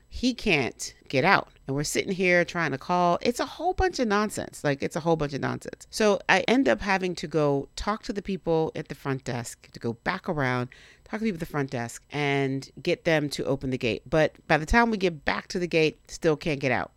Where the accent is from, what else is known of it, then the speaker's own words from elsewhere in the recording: Miami, Florida, United States; moved away; technically I'm from Miami. I spent most of my formative years there.